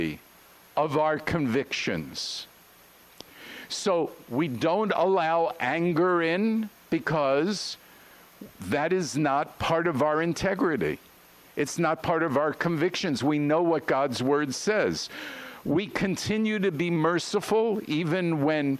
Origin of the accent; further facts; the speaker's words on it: New York, United States; I'm from New York